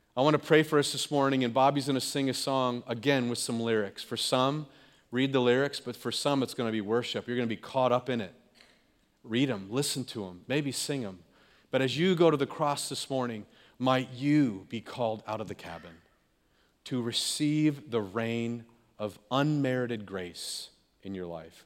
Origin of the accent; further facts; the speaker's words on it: California, United States; Growing up in California, we'd have rainstorms and floods